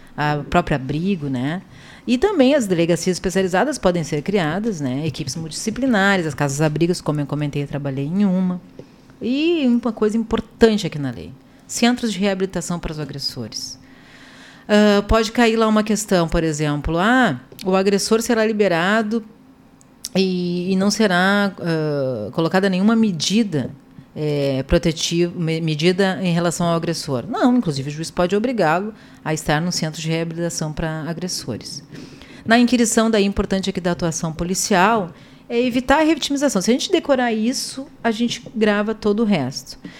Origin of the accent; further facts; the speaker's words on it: Porto Alegre, Rio Grande do Sul, Brazil; Eu vim é, aqui de uma vila de Porto Alegre, bem conhecida, talvez os senhores, que é a Vila Bom Jesus, né, o bairro Bom é, Jesus